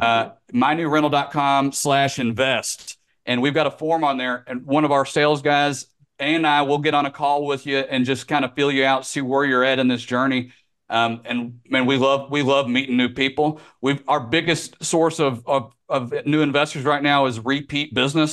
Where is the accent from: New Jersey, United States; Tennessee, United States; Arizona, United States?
Tennessee, United States; Memphis; moved away as an adult; now in Florida, United States; growing up in Memphis.